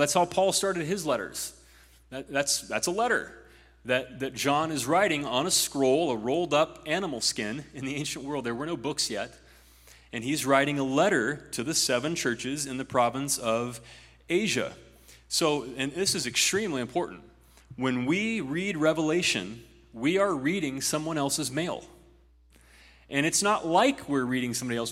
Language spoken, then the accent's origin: English; Ohio, United States; In my home state of Ohio